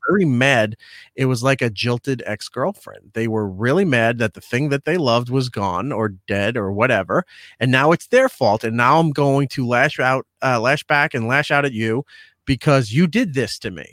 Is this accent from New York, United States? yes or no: yes; Long Island, New York, United States; growing up on Long Island